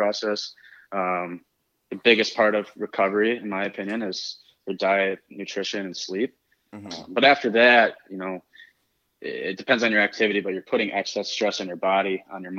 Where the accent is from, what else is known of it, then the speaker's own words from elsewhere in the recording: Michigan, United States; I grew up in Michigan, played college hockey.